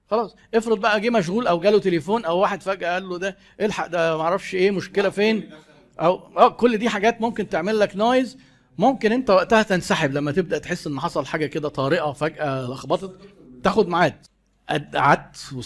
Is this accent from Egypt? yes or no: yes; Egypt; في ثقافتنا كمصريين انت لو انا جبت لك شاي مش هينفع انهي المقابله قبل ما تشرب الشاي